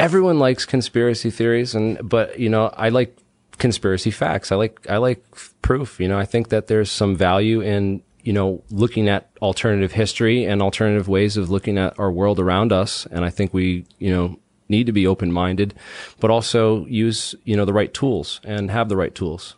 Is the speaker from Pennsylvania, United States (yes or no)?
no; Mansfield, Massachusetts, United States; moved away as an adult; also born or lived in Boston, United States; now in Rhode Island, United States; I'm from Mansfield, Mass. I grew up in, um, southeastern Massachusetts